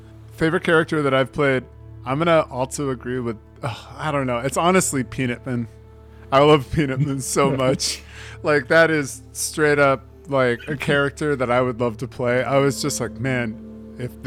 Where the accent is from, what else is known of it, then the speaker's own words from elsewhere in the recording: East Coast, United States; I'm from the East Coast